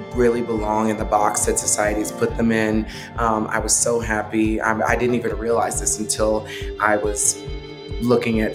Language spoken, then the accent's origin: English; Texas, United States; my hometown, Texas